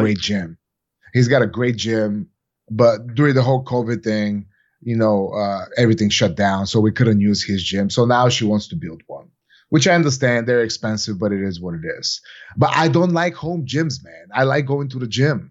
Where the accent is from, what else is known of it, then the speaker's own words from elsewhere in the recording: Bulgaria; moved away; my whole entire life growing up in Bulgaria